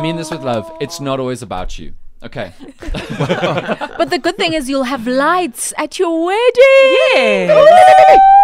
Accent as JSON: {"language": "English", "town": "Cape Town", "region": "Western Cape", "country": "South Africa", "said": "I'm from Cape Town"}